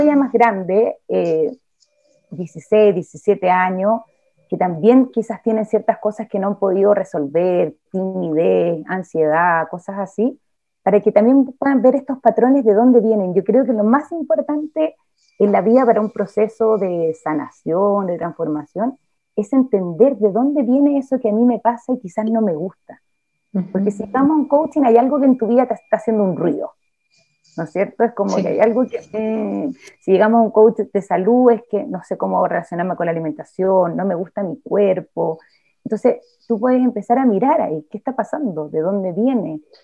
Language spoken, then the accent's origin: Spanish; Chile; nací en Chile, en una familia determinada